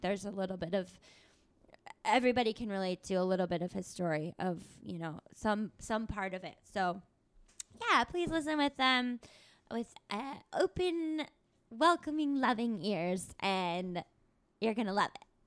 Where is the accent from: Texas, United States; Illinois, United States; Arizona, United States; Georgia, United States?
Arizona, United States; Tucson; come from a college town, too, which is Tucson